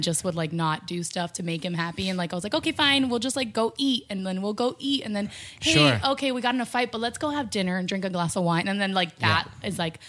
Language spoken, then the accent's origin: English; Miami, Florida, United States; now in Los Angeles, United States; I come from Miami, and Miami is way more superficial than LA when it comes to body image.